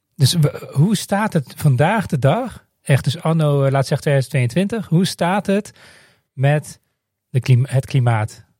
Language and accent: Dutch; Netherlands; ik ben opgegroeid in Nederland